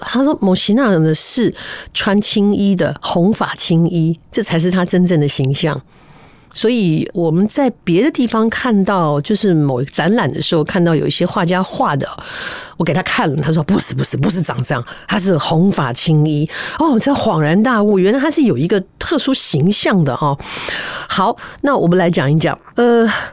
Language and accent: Chinese; Taichung, Taiwan; 我小时候在台中，哈，出生的